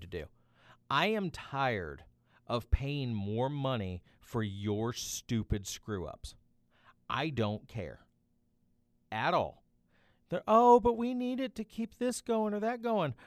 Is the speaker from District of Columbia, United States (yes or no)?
no; Tennessee, United States; now in Missouri, United States; My home state of Tennessee